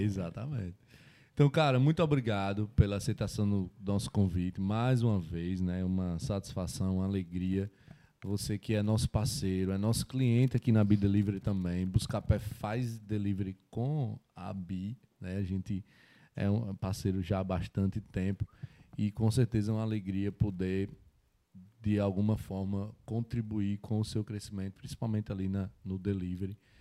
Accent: Mossoró, Rio Grande do Norte, Brazil; Mossoró, Rio Grande do Norte

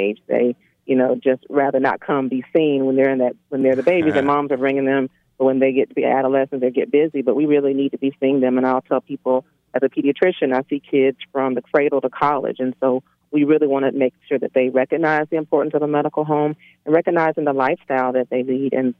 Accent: Pensacola, Florida, United States; moved away as an adult; now in Atlanta, United States; I'm originally from Pensacola, Florida.

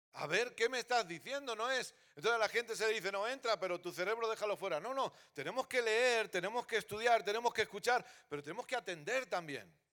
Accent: Catalonia, Spain; also born or lived in Terrassa / Sabadell; Soy catalán

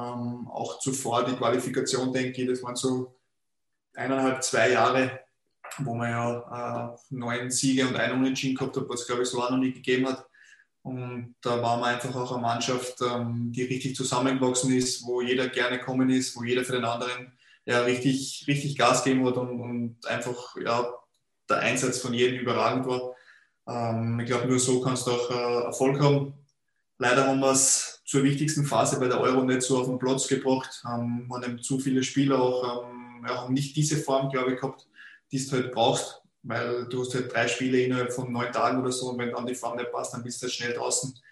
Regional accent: Linz, Upper Austria, Austria; Ich bin ja in Linz in der Stadt aufgewachsen

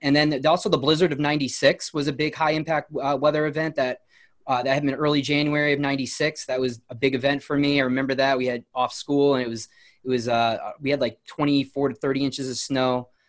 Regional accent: New Milford, Connecticut, United States; I grew up in New Milford, Connecticut, so it's in Litchfield County, Connecticut

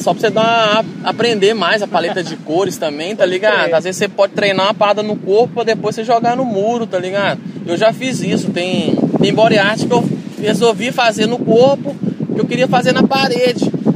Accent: Itabira, Minas Gerais, Brazil; moved away; also born or lived in Portugal; na minha cidade, né, Itabira

